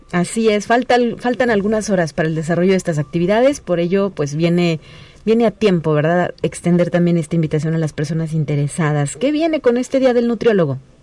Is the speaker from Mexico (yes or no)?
yes; Mexico; los mexicanos somos muy dados a creer pues lo que nos dijo la abuela